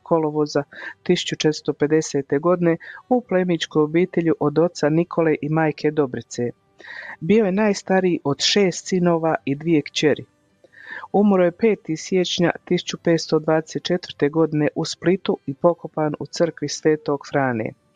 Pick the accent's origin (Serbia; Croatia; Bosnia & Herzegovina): Croatia; now in Calgary, Canada; kod nas u Hrvatskoj